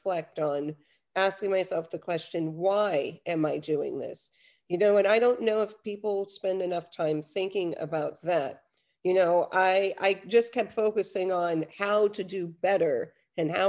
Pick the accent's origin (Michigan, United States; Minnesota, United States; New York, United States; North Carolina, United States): New York, United States; moved away as an adult; also born or lived in Los Angeles, United States; now in Netherlands; I'm originally from New York. I lived in LA for quite some time. But I've been here in Europe and in the Netherlands for over 10 years.